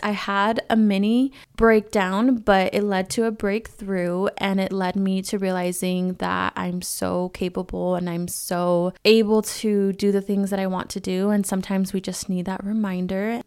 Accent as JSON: {"language": "English", "region": "California", "country": "United States", "moved": "as an adult", "said": "I'm a California girl through and through."}